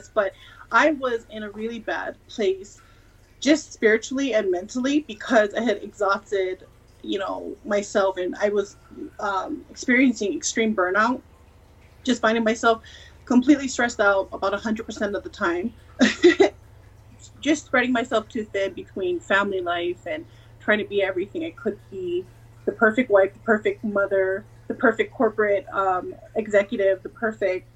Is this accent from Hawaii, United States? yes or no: yes; Hawaii, United States; also born or lived in California / Georgia; now in Colorado Springs, United States; So I'm in Colorado Springs, Colorado, by way of California, by way of Georgia, and I'm originally from Hawaii